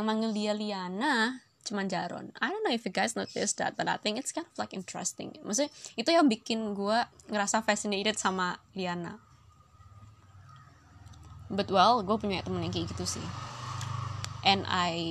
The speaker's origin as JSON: {"language": "Indonesian", "town": "Surabaya", "region": "East Java", "country": "Indonesia", "accent": "medok", "lives_now": "Depok, Indonesia", "said": "aku pas mulai ndek Surabaya kayak suwe jadi lek misalnya ngomong gue lo aku rada medok-medok iya sepurane yo rek aku wes suwe kak tinggal dek Depok"}